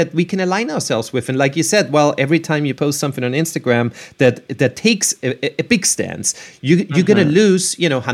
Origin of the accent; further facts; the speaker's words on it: Vienna, Austria; moved away; I'm from Vienna, Austria.